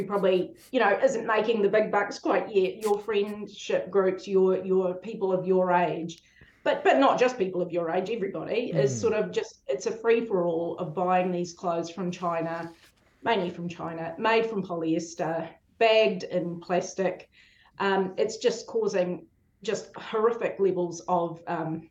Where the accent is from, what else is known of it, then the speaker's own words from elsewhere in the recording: Pukekohe, Auckland, New Zealand; in the 80s, when I grew up in Pukekohe, you had one choice of where to go